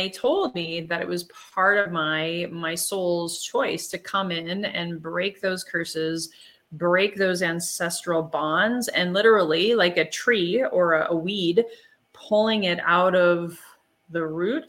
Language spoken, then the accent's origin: English; Germany; I'm from Germany, from Europe